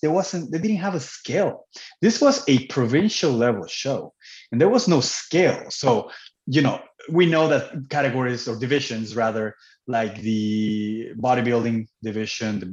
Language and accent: English; Cancun, Quintana Roo, Mexico; moved away as an adult; now in Canada; I was born and raised in Cancun, Mexico. I moved to Canada when I was 19 years old.